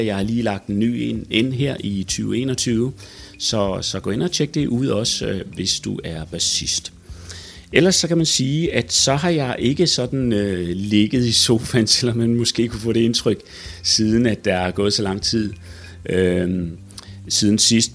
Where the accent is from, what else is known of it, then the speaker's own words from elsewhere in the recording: Odense, Southern Denmark, Denmark; min gamle hjemby Odense